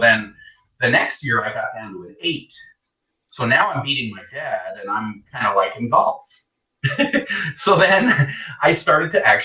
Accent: Canada; moved away as an adult; also born or lived in England; I grew up in Canada. I was born in England, but then I grew up in Canada. Moved there when I was just a baby. So I grew up there, and I was there until 2002

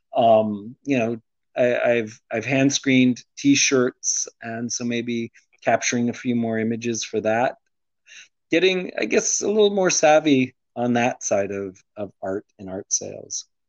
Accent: United States; also born or lived in Arlington; I was born in the United States

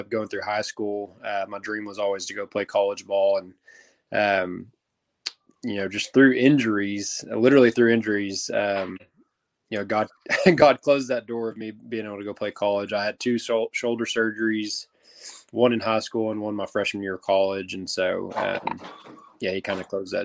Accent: Texas, United States; growing up in Texas, the Bible and church and Jesus gets talked about a lot

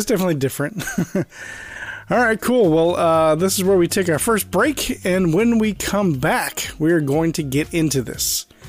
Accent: Florida, United States; moved away as an adult; now in Virginia, United States; right now I'm in Virginia. I'm from Florida, but I just had to move to Virginia a few months ago. But I am going to be going back to Florida probably in the summer.

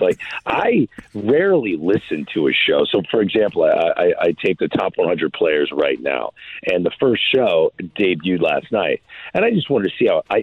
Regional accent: St. Louis, Missouri, United States; I am from St. Louis

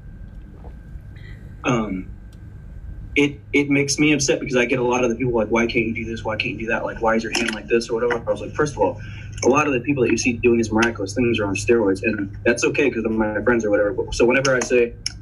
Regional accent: the Rio Grande Valley, South Texas, United States; first language Spanish; English is a second language; also born or lived in Houston, Texas / San Antonio, Texas; I grew up between Valley and South Texas and Houston because my parents were divorced, but I was born in San Antonio

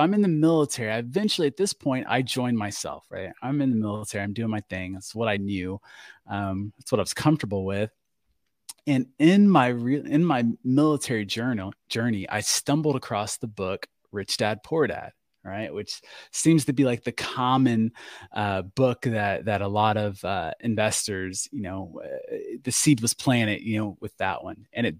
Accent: Florida, United States; we finally settle in Florida. So Florida is where I call home. That is my home state.

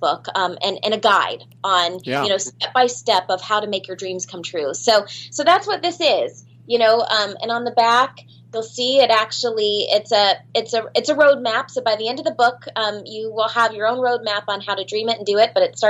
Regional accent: Orlando, Florida, United States; I grew up in Orlando, Florida

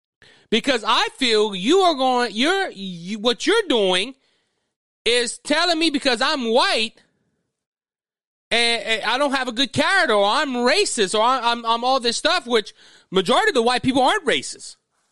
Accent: South Louisiana, United States; I'm white. I'm a white male from Louisiana, from South Louisiana.

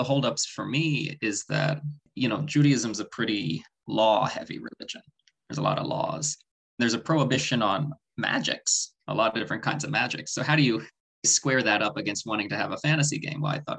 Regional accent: Oakland, California, United States; moved away; So I'm from Oakland, California, the Bay Area originally.

